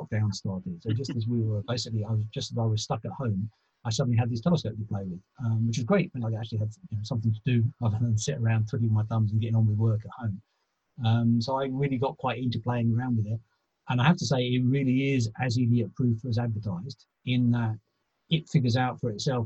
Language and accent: English; London, United Kingdom; I grew up in South London